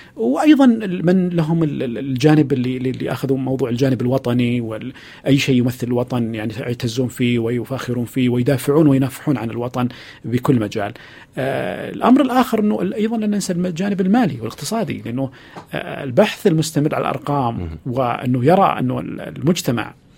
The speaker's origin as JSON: {"language": "Arabic", "country": "Saudi Arabia", "said": "وتمثلنا كسعودي وكسعوديه"}